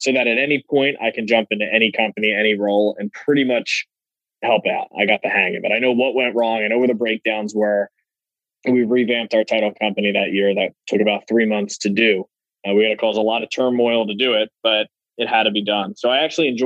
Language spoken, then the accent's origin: English; Philadelphia, Pennsylvania, United States; I am from Philadelphia my entire life, born and raised